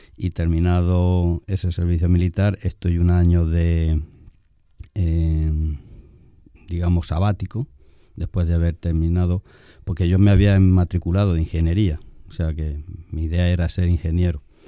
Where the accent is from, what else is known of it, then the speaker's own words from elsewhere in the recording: Pozo Cañada, Castilla-La Mancha, Spain; moved away as an adult; now in Dominican Republic; yo soy oriundo de Albacete, en manchego, de la tierra del Quijote, un pueblecito que se llama Pozo Cañada. Nazco en el 1967 y pues allí realizo mis estudios primarios